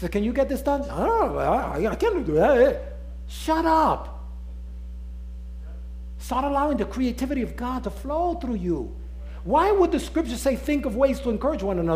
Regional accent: New York City, New York, United States; accent: Nuyorican; my accent is New Yorican

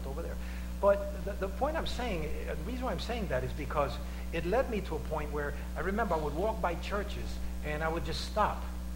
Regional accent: New York City, New York, United States; I was raised in the West Harlem area.

